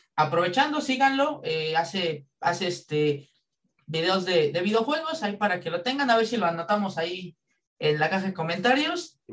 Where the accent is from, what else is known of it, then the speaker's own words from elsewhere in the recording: Mexico; como buenos mexicanos